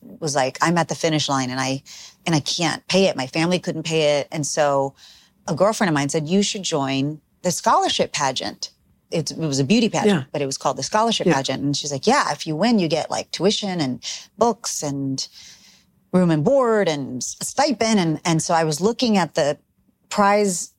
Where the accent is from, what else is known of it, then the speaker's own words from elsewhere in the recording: South Texas, United States; I grew up in Texas, South Texas